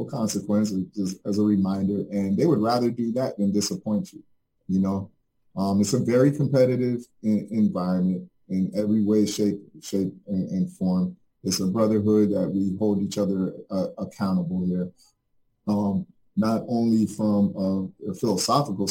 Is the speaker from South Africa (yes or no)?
no; Jamaica; now in Fort Lauderdale, United States; I'm originally from Jamaica, a third world country